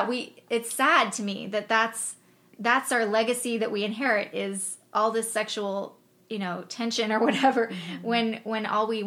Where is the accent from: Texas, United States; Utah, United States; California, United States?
California, United States; Los Angeles; I grew up in Los Angeles, so it was all about your image